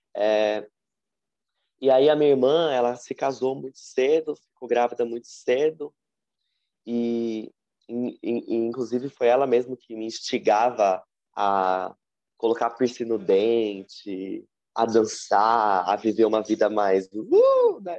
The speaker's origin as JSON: {"language": "Portuguese", "region": "São Paulo", "country": "Brazil", "tie": "born or raised there", "said": "Eu atualmente moro e nasci em São Paulo"}